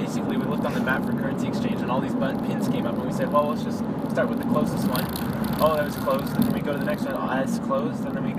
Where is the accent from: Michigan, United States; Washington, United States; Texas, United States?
Washington, United States; We're from Washington